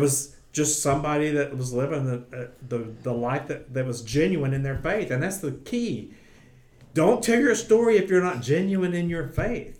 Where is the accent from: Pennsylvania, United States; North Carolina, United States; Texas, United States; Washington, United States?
North Carolina, United States; Gastonia / Bessemer City area; moved away; I got to go home, stay with my mom and dad, do youth ministry in my hometown